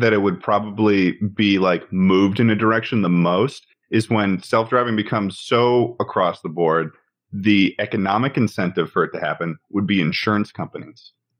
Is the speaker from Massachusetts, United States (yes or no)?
yes; Massachusetts, United States; I'm from Massachusetts